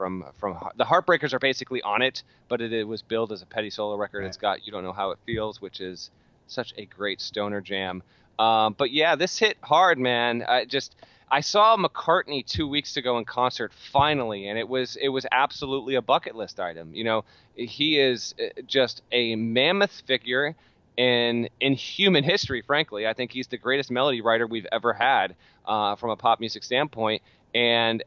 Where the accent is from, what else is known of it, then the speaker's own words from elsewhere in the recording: Vermont, United States; I was a kid growing up in Vermont in 1993